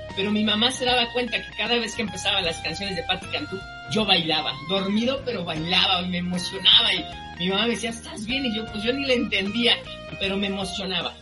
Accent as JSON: {"language": "Spanish", "country": "Mexico", "said": "Nosotros somos mexicanos"}